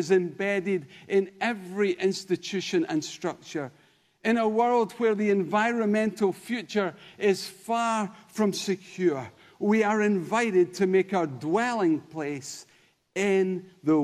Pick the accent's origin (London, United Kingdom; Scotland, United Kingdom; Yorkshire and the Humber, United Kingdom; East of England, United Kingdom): Scotland, United Kingdom; Denny; now in Kirkintilloch, United Kingdom; originally? Well, a little village called Denny. Today? Kirkintilloch. Generally? Scotland